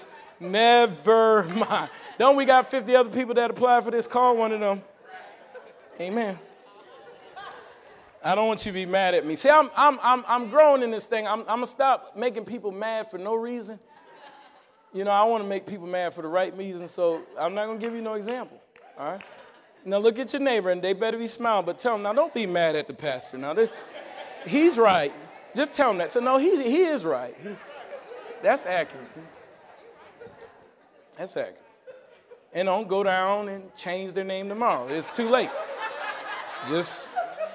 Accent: Connecticut, United States; when we grew up in Connecticut, I was the speaker for the citywide Martin Luther King rally

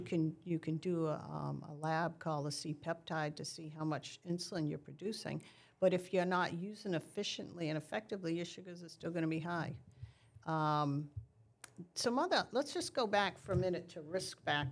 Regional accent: New England, United States; since I'm from New England

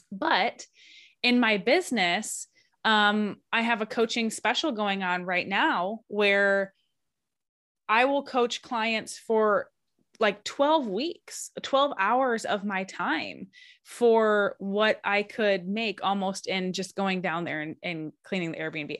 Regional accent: Lower Michigan, United States; now in Alaska, United States; I'm originally from the Midwest, from Michigan

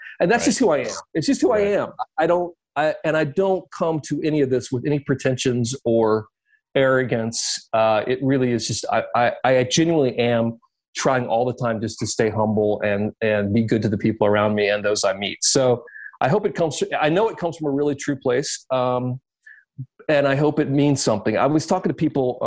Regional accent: Columbia, South Carolina, United States; I grew up in South Carolina

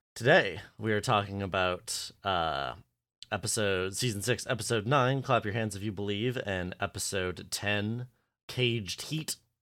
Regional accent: Canada; I'm just Canadian

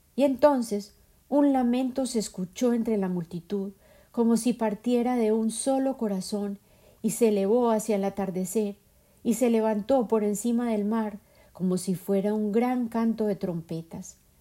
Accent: Colombia; now in United States; Yo habito a Norteamérica físicamente y mi imaginación se nutre persistentemente de mi tierra natal, Colombia

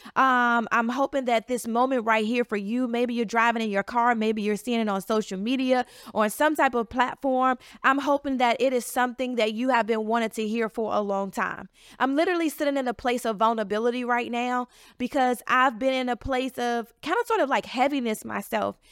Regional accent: Chicago, Illinois, United States; moved away as an adult; now in Washington, D.C. area, United States; I'm from the south side of Chicago, but I've been in the D C area for the last nine years

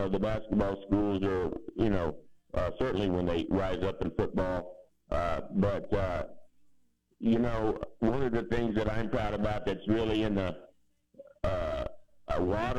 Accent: Bible Belt, Mississippi, United States; I grew up in the Bible Belt, and certainly, you know, we're proud of that, I think, my family and a lot of the folks I know in Mississippi.

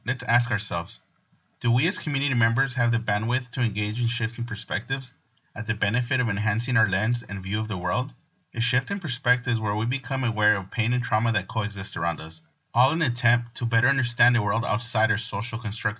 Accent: Pomona, California, United States; I'm a proud son of immigrant parents who enjoys practicing Mexican heritage. I was born and raised in Pomona and I'm still a proud member of my community. I am a first-generation American and also a first-generation college student

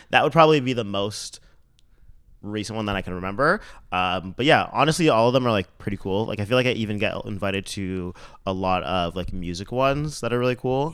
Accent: Mississauga, Ontario, Canada; now in Toronto, Canada; I'm from Saga

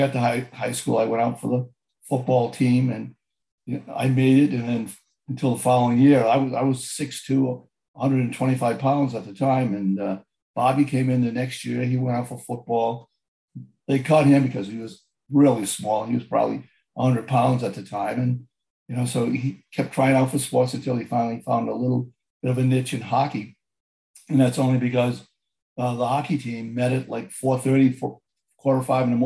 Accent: Pawtucket, Rhode Island, United States; also born or lived in Providence, Rhode Island; We were actually born and brought up in Pawtucket, Rhode Island, went to schools, the elementary schools and the middle schools in Pawtucket

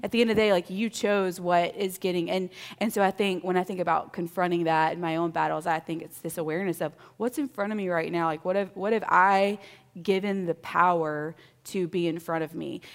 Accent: Mississippi, United States; moved away as an adult; I grew up in Mississippi, so my son makes fun of me all the time, that's how I say five

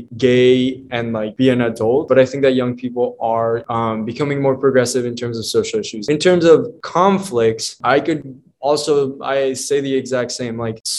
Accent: Bolivia; when I tell people, oh yeah, I'm from Bolivia, they're like, oh cool.

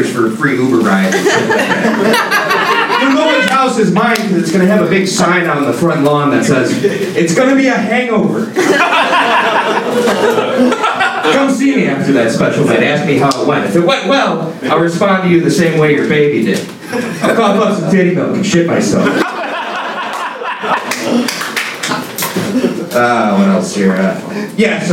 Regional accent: Chicago, Illinois, United States

